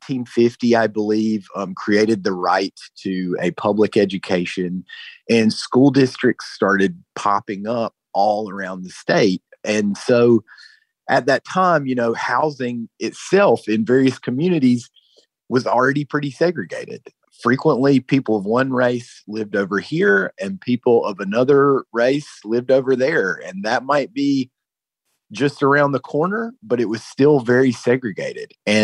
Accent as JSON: {"language": "English", "region": "North Carolina", "country": "United States", "lives_now": "San Diego, United States", "said": "I've been covering education here for a little more than 3 years, and I'm from North Carolina."}